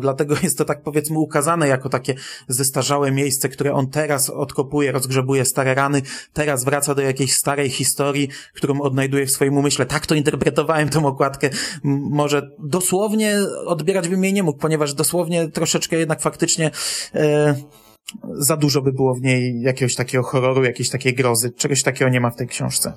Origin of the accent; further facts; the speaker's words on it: Bydgoszcz, Kuyavian-Pomeranian Voivodeship, Poland; u nas w Bydgoszczy